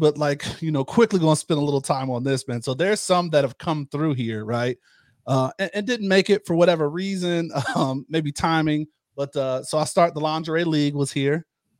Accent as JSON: {"language": "English", "town": "Pittsburgh", "region": "Pennsylvania", "country": "United States", "said": "since I moved here from Pittsburgh, like I used to come out with the Steelers a lot."}